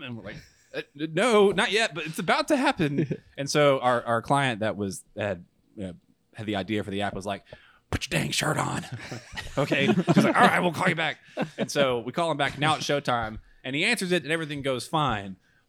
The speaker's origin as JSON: {"language": "English", "town": "Huntsville", "region": "Alabama", "country": "United States", "moved": "yes", "said": "I'm from Huntsville"}